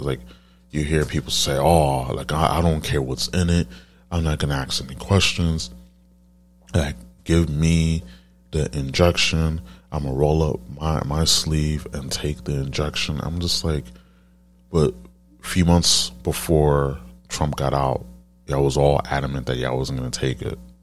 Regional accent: New York City, New York, United States; I'm, I'm from New York

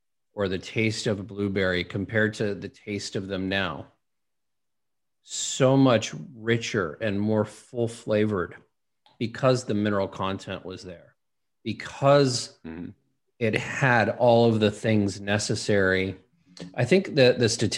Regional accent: Los Angeles, California, United States; I grew up in Los Angeles, not really a big hunting area

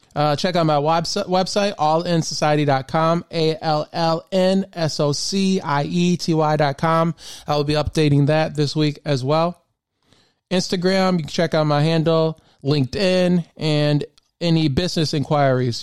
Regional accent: Memphis, Tennessee, United States; moved away as an adult; now in Maryland, United States; I really spent a lot of time, um, growing up in Memphis

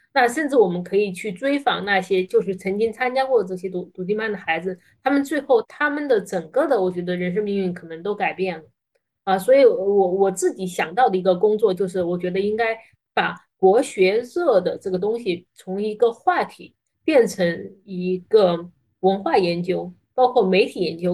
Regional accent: China; 作为一个中国人

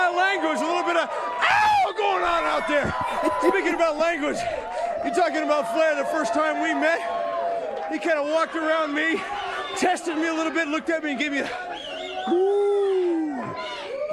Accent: Los Angeles, California, United States; I am from Venice Beach

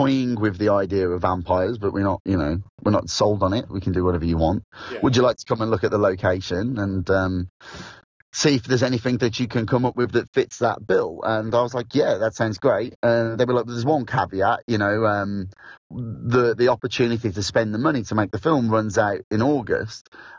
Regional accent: Midlands, United Kingdom; accent: Midlands; now in South of England, United Kingdom; everybody here is obviously speaking to me in a Midlands accent, so it's come back.

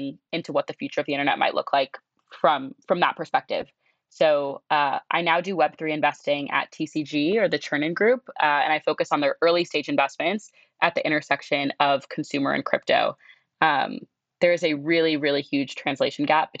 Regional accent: Southern California, United States; also born or lived in Connecticut; I'm from Southern California, but really was born and for like the first decade of my life grew up in Connecticut

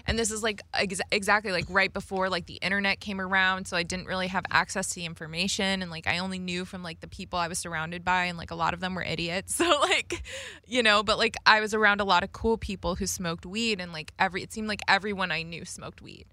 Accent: Las Vegas, Nevada, United States; I grew up in Vegas, like, listening to rap and hip hop as a kid

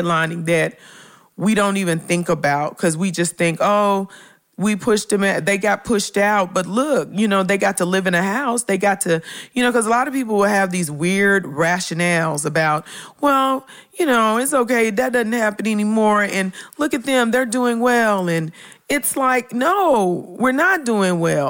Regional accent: Memphis, Tennessee, United States; I grew up in Memphis in a community called Orange Mound

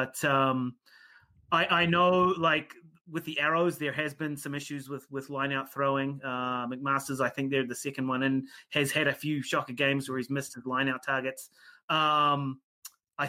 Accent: New Zealand; I'm a Kiwi

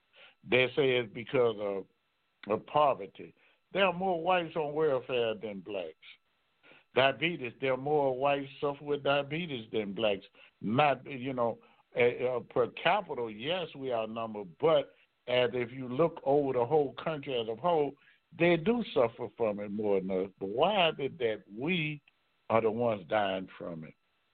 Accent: Baton Rouge, Louisiana, United States; I'm from Baton Rouge, Louisiana.

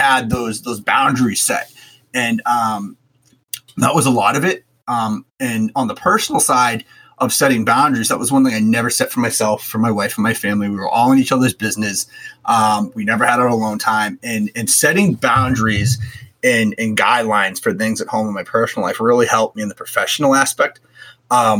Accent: Boston, Massachusetts, United States; I grew up in Boston

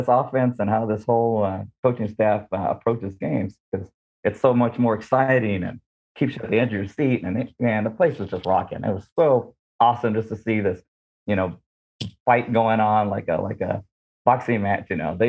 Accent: California, United States; Well, growing up in Southern California, my family had roots in San Diego and then the Inland Empire, which is about 50 miles east of LA.

